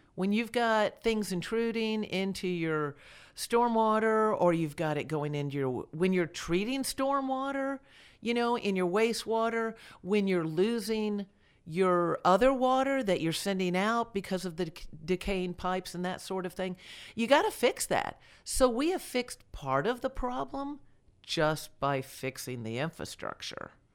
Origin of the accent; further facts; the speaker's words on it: Delray Beach, Florida, United States; moved away as an adult; also born or lived in Georgia; now in Villa Rica, United States; I grew up in Delray Beach, Florida, that's, uh, well, I was born there, so I was a native Floridian